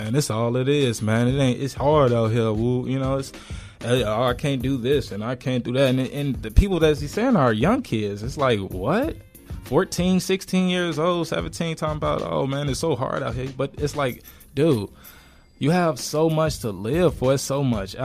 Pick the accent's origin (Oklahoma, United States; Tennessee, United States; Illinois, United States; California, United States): Illinois, United States; Chicago; We're from Chicago